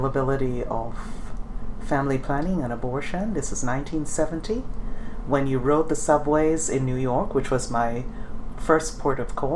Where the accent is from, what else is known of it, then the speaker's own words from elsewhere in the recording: Jamaica; now in United States; I come from Jamaica